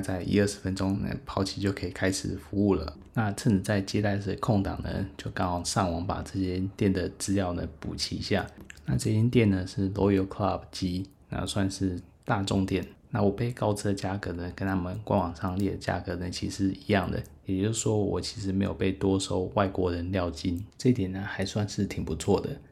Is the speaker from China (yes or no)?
no; Taiwan; 但是我是台湾人